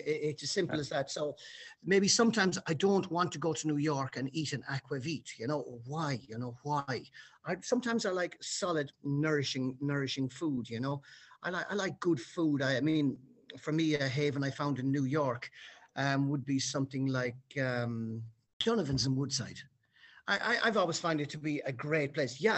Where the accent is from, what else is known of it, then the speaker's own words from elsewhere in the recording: Ireland; being the Irishman